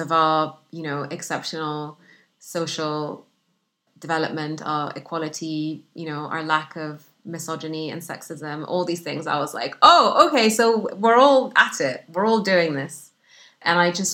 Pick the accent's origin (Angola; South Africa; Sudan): Sudan; English is a second language; moved away as an adult; also born or lived in Egypt / Saudi Arabia; now in United Kingdom; the isolation that I grew up with in Sudan